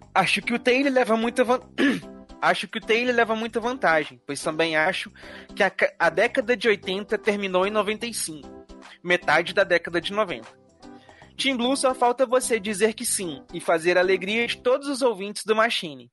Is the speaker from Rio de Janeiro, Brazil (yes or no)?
yes; Rio de Janeiro, Brazil; sou do Rio de Janeiro